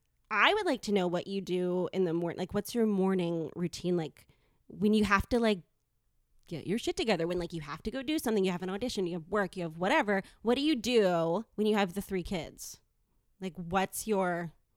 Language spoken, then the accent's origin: English; Boston, Massachusetts, United States; born there; also born or lived in New York / Connecticut / California / Minnesota; I moved around a lot. So I Boston, and then when I was a baby, and then New York, and then Connecticut, and then California, Northern California. And then, yeah. And then back to California after Minnesota.